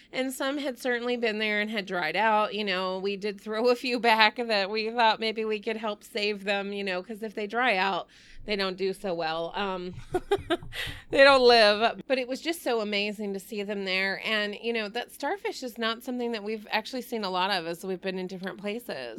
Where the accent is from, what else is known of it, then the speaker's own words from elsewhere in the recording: Texas, United States; moved away; I'm from Texas